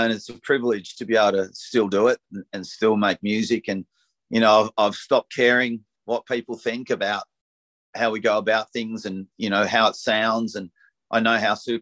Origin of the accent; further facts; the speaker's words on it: Frankston, Victoria, Australia; now in Black Mountain, Australia; I was brought up in Frankston and now I live in Black Mountain in the country.